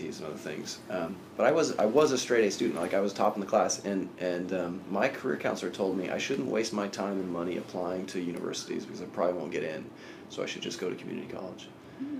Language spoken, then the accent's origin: English; Sacramento, California, United States; I actually grew up in Sacramento, California, in a pretty rural area just outside of the city